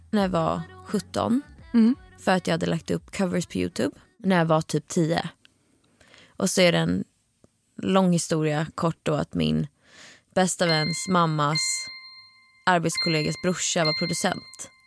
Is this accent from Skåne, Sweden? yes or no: no; Stockholm, Stockholm County, Sweden; Född och uppvuxen i Stockholm i eh, den nya delen Hammarby sjöstad.